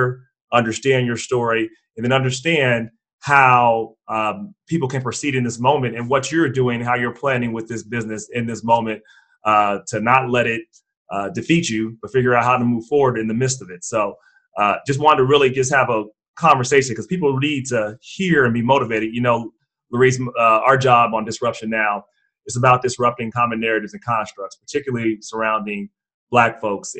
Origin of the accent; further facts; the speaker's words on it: Cincinnati, Ohio, United States; I'm from Cincinnati, Ohio